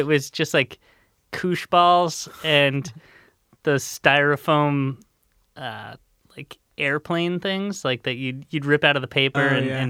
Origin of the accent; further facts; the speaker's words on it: Long Island, New York, United States; born or raised there